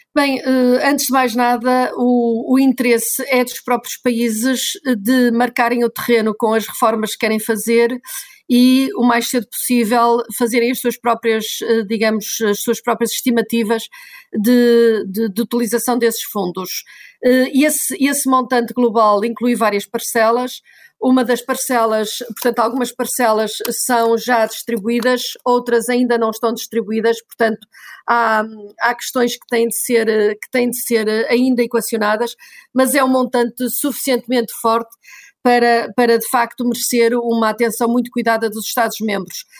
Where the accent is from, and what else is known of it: Portugal